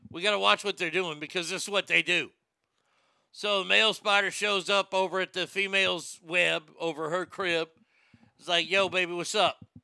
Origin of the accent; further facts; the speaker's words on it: India; Arnie, he, he's worth 50 million camels. I can say it because I'm Indian.